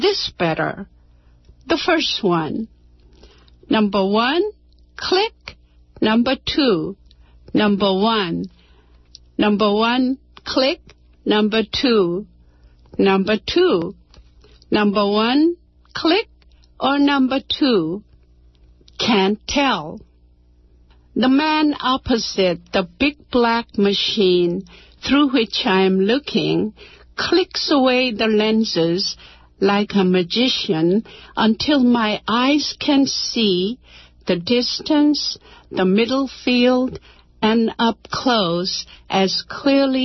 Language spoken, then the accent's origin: English; South Korea; first language Korean; English is a second language; moved away as an adult; now in United States; Korean, although it was my native language